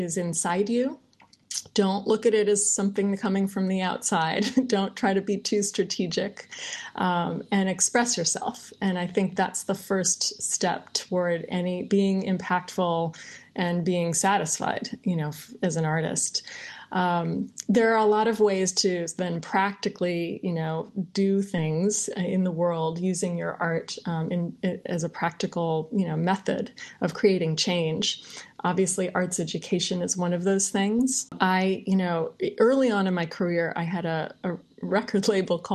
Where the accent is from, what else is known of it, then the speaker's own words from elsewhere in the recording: Ann Arbor, Michigan, United States; moved away as an adult; now in Bangkok, Thailand; I grew up in Michigan in a really sort of nice, comfortable hometown, Ann Arbor, Michigan